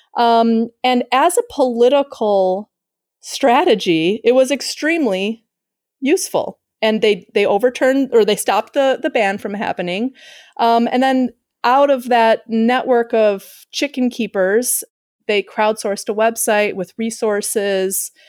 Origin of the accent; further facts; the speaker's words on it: Chicago, Illinois, United States; moved away as an adult; now in Uruguay; I'm from Chicago